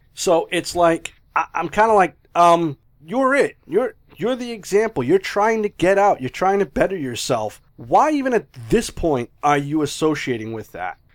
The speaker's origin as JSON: {"language": "English", "region": "New England", "country": "United States", "said": "I'm from New England, I don't know what an R is"}